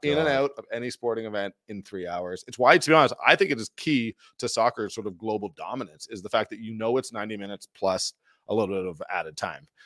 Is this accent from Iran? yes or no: no; Toronto, Ontario, Canada; moved away as an adult; now in Calgary, Canada; as a guy who was born and raised in Toronto, has lived his most almost my entire adult life in Calgary